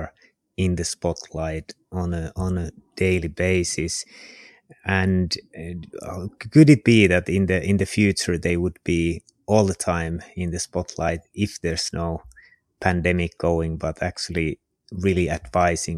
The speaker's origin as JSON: {"language": "English", "country": "Finland", "second_language": "English", "said": "For Finnish people, we don't have any rhythm in our talk. We always stress the first syllable"}